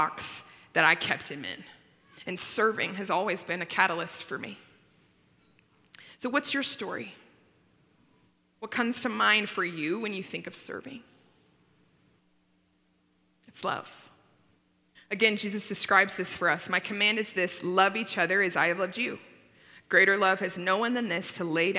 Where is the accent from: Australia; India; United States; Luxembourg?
United States; Littleton, Colorado; I grew up in Littleton